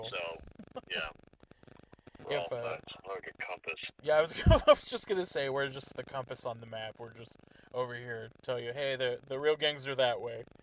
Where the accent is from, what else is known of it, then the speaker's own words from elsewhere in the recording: Garden City, United States; growing up in Garden City, we grew up around a lot of, like, gang violence